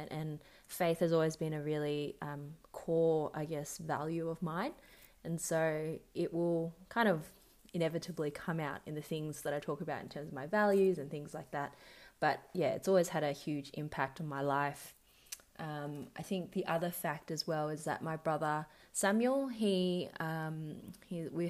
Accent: Melbourne, Victoria, Australia; I was born and raised in Melbourne, Australia.

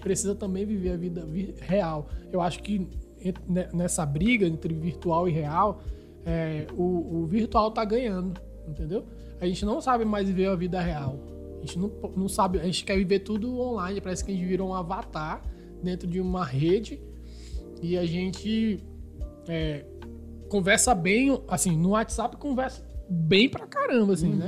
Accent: Manaus, Amazonas, Brazil; moved away; sou de Manaus, mas eu mantenho ainda é, é, conversas com meus irmãos, com meus parentes lá

